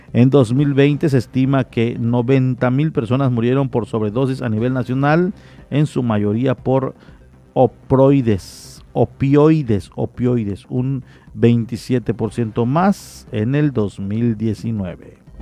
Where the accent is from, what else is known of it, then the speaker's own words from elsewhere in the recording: Mexico; como mexicanos